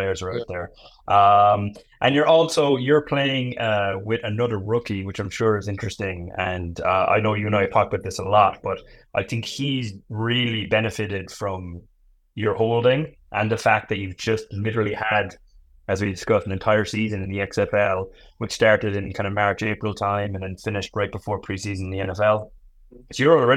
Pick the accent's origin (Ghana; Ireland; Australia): Ireland; I am Irish